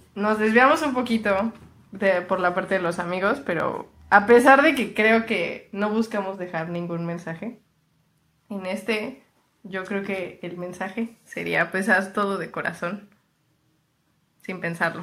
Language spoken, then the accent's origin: Spanish; Mexico City, Mexico; soy chilanga